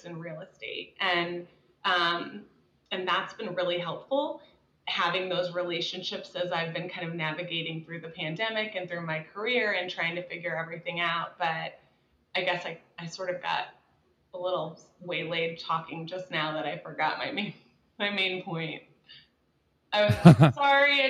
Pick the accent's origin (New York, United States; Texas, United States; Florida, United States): Texas, United States; Dallas; also born or lived in the Midwest; I grew up in Dallas